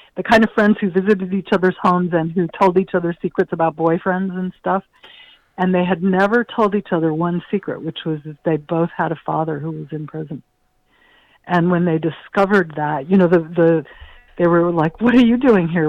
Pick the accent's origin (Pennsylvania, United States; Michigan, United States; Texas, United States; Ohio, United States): Ohio, United States; moved away; I grew up in the Midwest